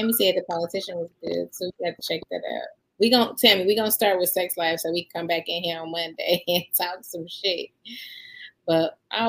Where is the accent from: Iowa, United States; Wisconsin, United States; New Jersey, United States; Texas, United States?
Wisconsin, United States; Milwaukee; Do you know I'm from Milwaukee?